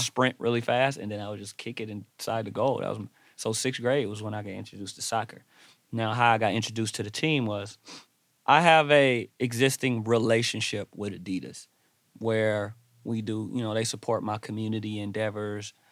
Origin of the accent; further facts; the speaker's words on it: Los Angeles, California, United States; I grew up in Watts